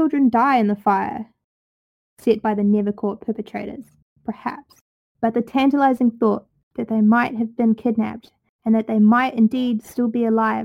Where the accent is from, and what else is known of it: New Zealand; accent: Kiwi